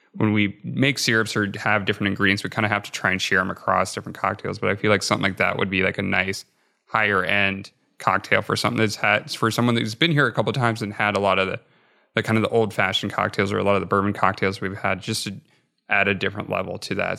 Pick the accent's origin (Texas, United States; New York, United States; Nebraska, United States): Nebraska, United States; moved away; growing up in Nebraska